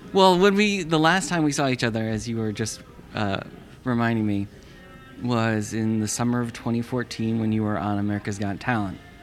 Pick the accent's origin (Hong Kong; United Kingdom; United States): United States; Simsbury, Connecticut; moved away as an adult; I grew up in Simsbury, which is outside of Hartford.